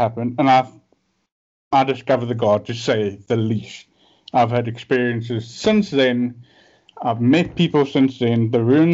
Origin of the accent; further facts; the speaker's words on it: Cape Town, Western Cape, South Africa; accent: South African; I'm from South Africa, as you said. I'm actually from Cape Town.